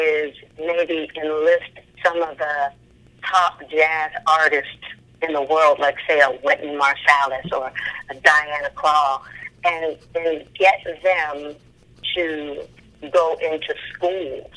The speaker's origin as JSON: {"language": "English", "town": "Youngstown", "region": "Ohio", "country": "United States", "tie": "born or raised there", "said": "I was born and raised in Youngstown, Ohio."}